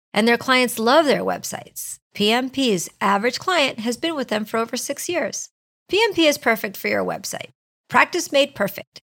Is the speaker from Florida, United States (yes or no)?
yes; Orlando, Florida, United States; also born or lived in Chicago, Illinois, United States; now in New Orleans, United States; I was raised in Orlando. I, I, was originally born in Chicago, but we moved to Orlando